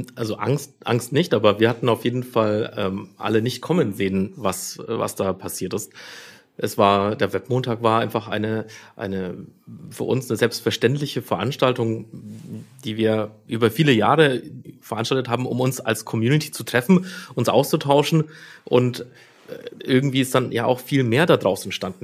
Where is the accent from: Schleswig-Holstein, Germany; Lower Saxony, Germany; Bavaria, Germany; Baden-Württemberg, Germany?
Bavaria, Germany; Nuremberg; Ich bin aus Nürnberg ähm, eigentlich auch schon immer in Nürnberg